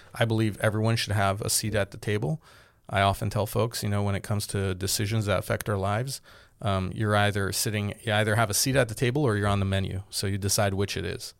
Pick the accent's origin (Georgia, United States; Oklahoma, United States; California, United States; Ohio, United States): California, United States; Glendale; also born or lived in Boston; I grew up in Glendale